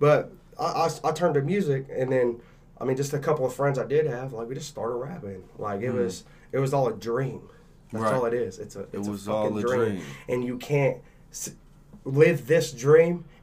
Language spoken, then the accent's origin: English; Henrietta, Oklahoma, United States; also born or lived in Fort Worth, Texas / Tulsa, Oklahoma; I was raised in Henrietta, Oklahoma